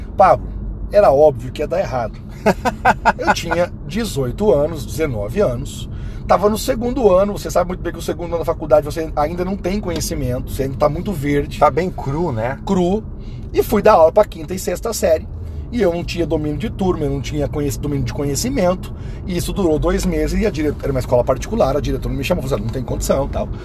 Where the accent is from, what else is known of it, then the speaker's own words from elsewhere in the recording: Palmas, Paraná, Brazil; eu nasci em Palmas, no Paraná, tem 30 mil habitantes, cidade maravilhosa, amo aquele local